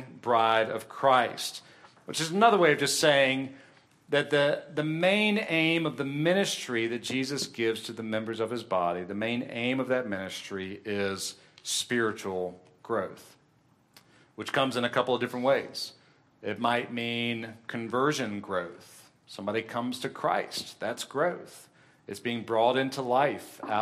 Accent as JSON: {"language": "English", "town": "Columbia", "country": "United States", "tie": "born or raised there", "said": "the church that I grew up in Columbia, we met in a school auditorium"}